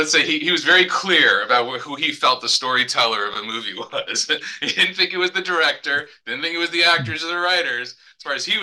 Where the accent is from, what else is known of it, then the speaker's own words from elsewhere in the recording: New York City, New York, United States; growing up in New York and Manhattan being I was a Marvel kid